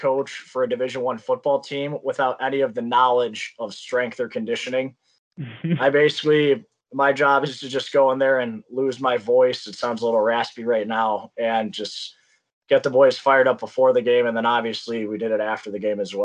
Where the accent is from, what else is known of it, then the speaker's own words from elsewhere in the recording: Indiana, United States; now in Alexandria, Minnesota, United States; I'm originally from Indiana